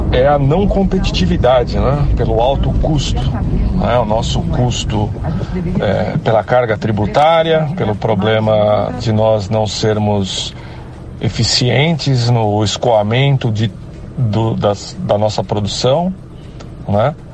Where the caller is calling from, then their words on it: São Paulo, Brazil; sou do Campo Belo.